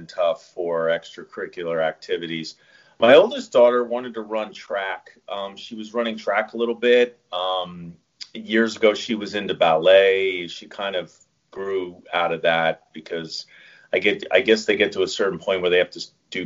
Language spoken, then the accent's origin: English; Chester County, Pennsylvania, United States; moved away as an adult; also born or lived in Miami; I'm originally from the Philadelphia area. I grew up in Chester County, Pennsylvania.